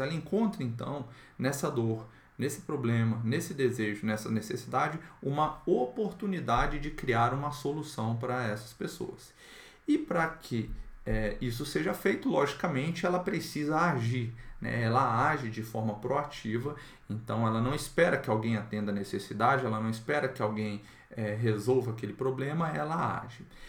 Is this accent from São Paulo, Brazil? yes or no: no; Brasília, Federal District, Brazil; aqui na minha cidade, eu sou de Brasília